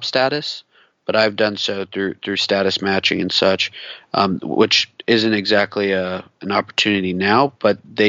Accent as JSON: {"language": "English", "region": "West Coast", "country": "United States", "tie": "born or raised there", "said": "growing up on the West Coast"}